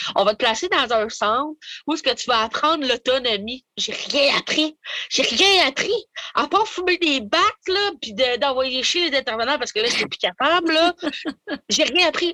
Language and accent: French; Maniwaki, Quebec, Canada; je viens de Maniwaki, j'ai des origines algonquines, du côté de mon père